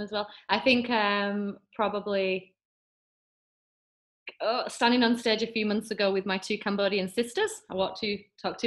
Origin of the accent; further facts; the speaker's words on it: England, United Kingdom; now in Australia; Being English in Australia